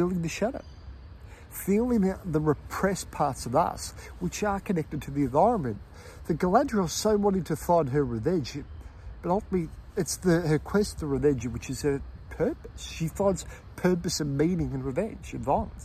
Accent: Melbourne, Victoria, Australia; when I was growing up in Melbourne, being in Melbourne

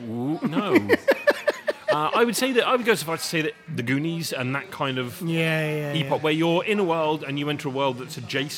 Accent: England, United Kingdom; I grew up in England

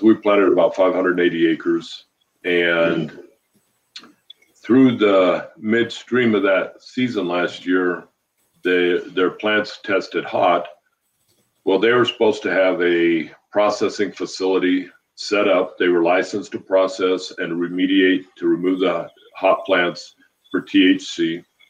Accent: just south of Steamboat Springs, Colorado, United States; moved away as an adult; now in Montana, United States; just south of Steamboat, about 20 miles

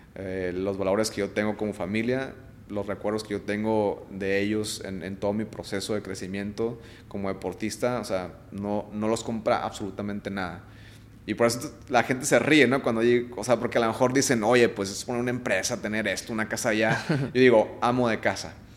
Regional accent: Mexico; yo como atleta mexicano

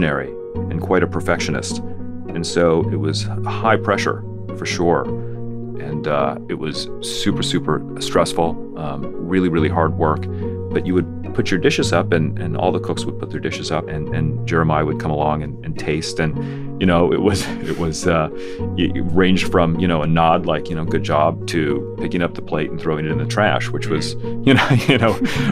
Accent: Colorado, United States; moved away; also born or lived in San Francisco; growing up in Colorado

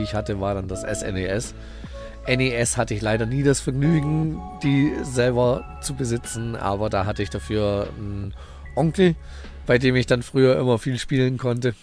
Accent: Heidelberg, Baden-Württemberg, Germany; Ich bin da tatsächlich die ersten zehn Jahre meines Lebens, so bis zur vierten Klasse, äh, im, im, im, schlimmsten Viertel der Stadt wirklich aufgewachsen.

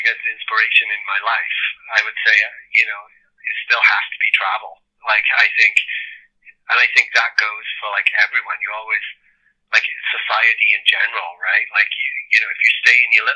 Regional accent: Pontypridd, Wales, United Kingdom; also born or lived in Cardiff; I love Ponty. I love Ponty for what it is. And I'm so grateful that I grew up there. And I'm so grateful that I grew up in Cardiff and around that whole scene.

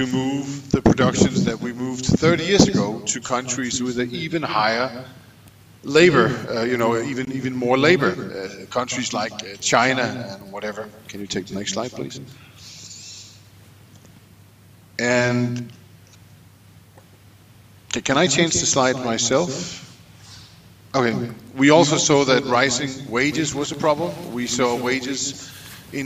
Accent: Denmark; I'm from Denmark

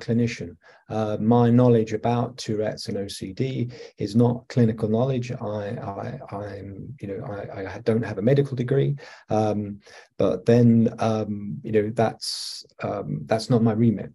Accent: England, United Kingdom; accent: English; moved away as an adult; also born or lived in Australia / Italy / Greece; now in Alberta, Canada; I am English. I'm from the United Kingdom

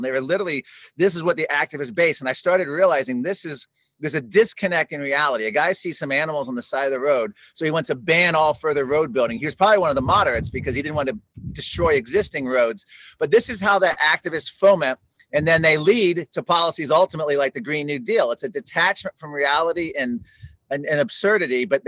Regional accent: McLean, Virginia, United States; born or raised there; also born or lived in Washington, District of Columbia, United States

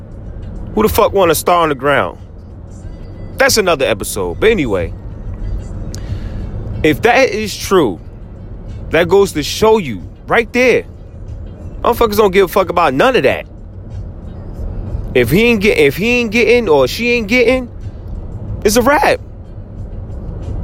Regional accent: New Jersey, United States; I'm from Jersey. 1,000,000%, born and raised

